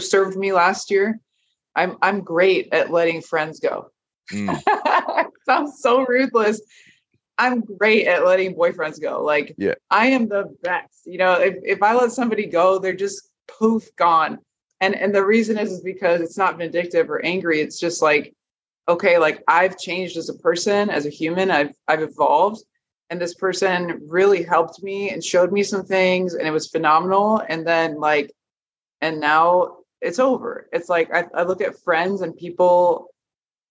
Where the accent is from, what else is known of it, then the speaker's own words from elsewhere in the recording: Nebraska, United States; moved away; I'm from Nebraska